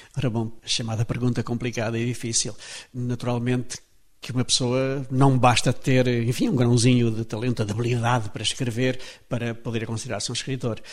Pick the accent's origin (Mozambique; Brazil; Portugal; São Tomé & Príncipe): Portugal; Trás-os-Montes; eu próprio sou transmontano, toda a minha gente era transmontana, portanto sou um transmontano de muitas gerações